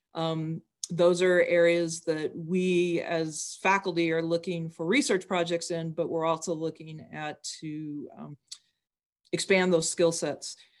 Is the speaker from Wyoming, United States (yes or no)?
yes; Wyoming, United States; I'm from Wyoming